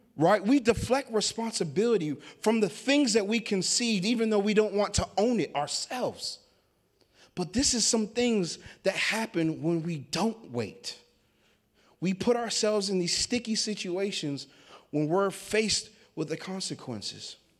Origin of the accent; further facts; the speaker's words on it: Washington, United States; now in Sandy, United States; I live in Sandy, Oregon. I'm not from Sandy. Um, I grew up in the state of Washington.